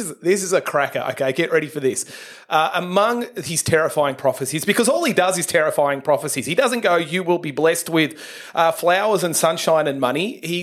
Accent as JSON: {"language": "English", "town": "Melbourne", "region": "Victoria", "country": "Australia", "tie": "born or raised there", "said": "I grew up in Melbourne"}